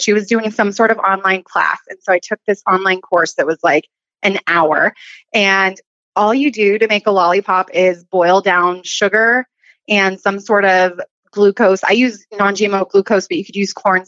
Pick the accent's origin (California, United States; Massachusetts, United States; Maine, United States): California, United States; Southern; moved away as an adult; now in Northwest Montana, United States; originally I'm from Southern California, born and raised.